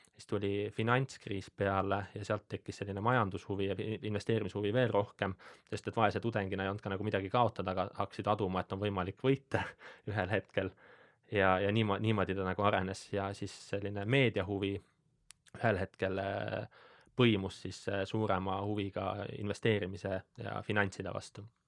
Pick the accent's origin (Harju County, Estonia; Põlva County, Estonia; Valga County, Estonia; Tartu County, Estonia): Põlva County, Estonia; ma olen äh, Äh, Põlvamaalt pärit